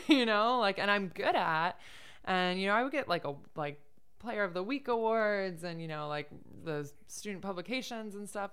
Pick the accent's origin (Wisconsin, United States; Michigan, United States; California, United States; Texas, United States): Michigan, United States; moved away as an adult; now in upstate New York, United States; I grew up in Michigan, of all places